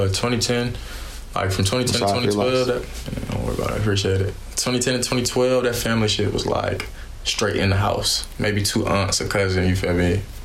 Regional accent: Raleigh, North Carolina, United States; Raleigh, south side of Raleigh. My parents had a house on Rogers Lane, but both of my aunts grew up Corey Street, Beverly Street, you feel me, Lenore.

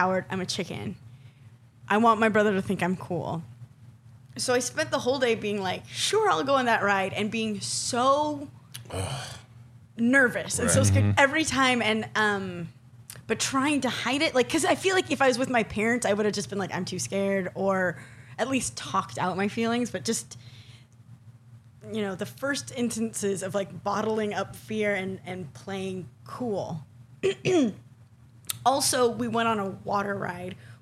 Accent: Southern California, United States; I grew up in Southern California

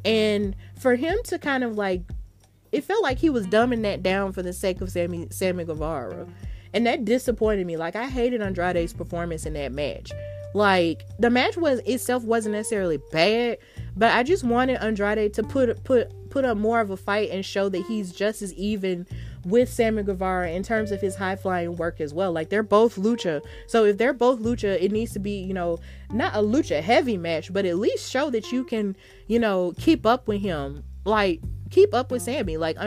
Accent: Alabama, United States; I'm from Alabama

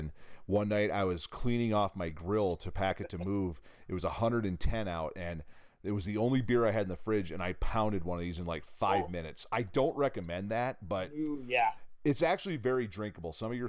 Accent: Michigan, United States; now in Nevada, United States; So I grew up in Michigan, so I bordered Ontario. And actually, if you go way back in my family history, my ancestors first moved from England into southern Ontario, like in the Niagara Falls area. So you could say I'm part Canadian.

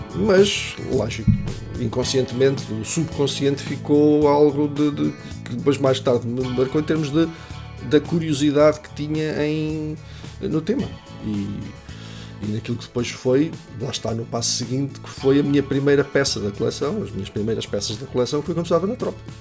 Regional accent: Caria, Centro, Portugal; moved away as an adult; now in Coimbra, Portugal; Vivo em Coimbra já há bastantes anos, desde que vim para cá estudar, mas sou de Caria

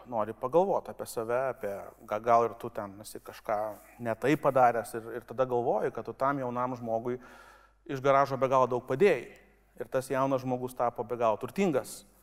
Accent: Kaunas, Kaunas County, Lithuania; nuo to, kad gimiau Kaune.

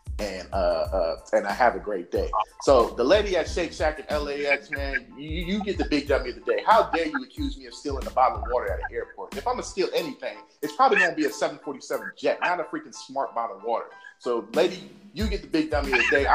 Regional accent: Oakland, California, United States; moved away as an adult; now in Las Vegas, United States; going home back to my hometown of Oakland, California

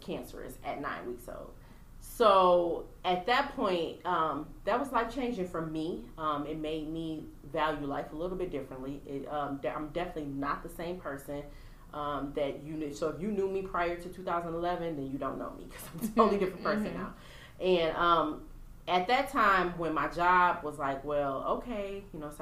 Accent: Pontiac, Michigan, United States; I'm from Pontiac, Michigan

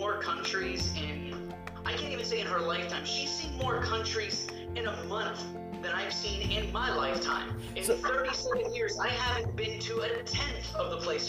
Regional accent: Pittsburgh, Pennsylvania, United States; I'm born and raised in Pittsburgh, and Niagara Falls is only a 4.5-hour drive, or 3 hours and 40 minutes away.

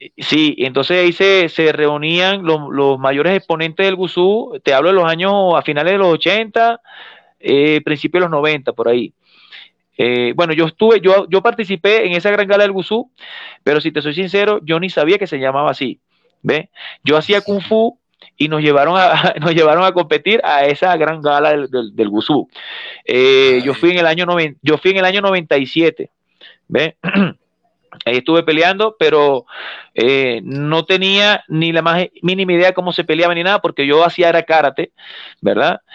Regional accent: Sucre, Venezuela; moved away as an adult; now in Cuenca, Ecuador; yo soy de Sucre

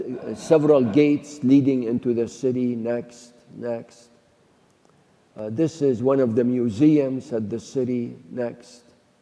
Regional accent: Mosul, Nineveh, Iraq; I became a Christian in Iraq. I was born in Nineveh. My home was 10 miles from the grave of Jonah.

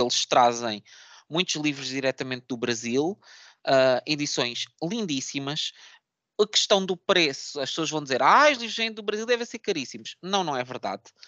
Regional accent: Setúbal, Portugal; minha cidade natal, que é Setúbal

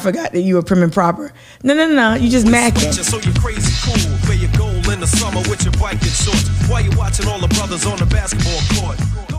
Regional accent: Newark, New Jersey, United States; growing up in Newark, New Jersey, which is very close to New York.

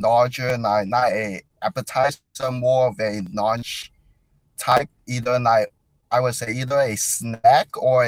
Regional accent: Chicago, Illinois, United States; I grew up in Chicago

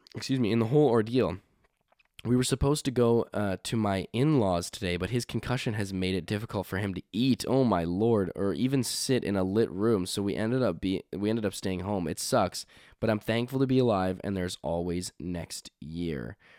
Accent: Canada; also born or lived in Halifax; we are Canadian. We are from Canada

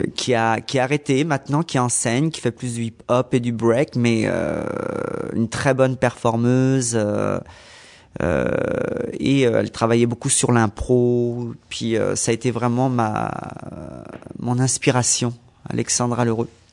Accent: Brittany, France; moved away as an adult; now in Montreal, Canada; danse contemporaine que j'ai fait en France, dans ma région en Bretagne

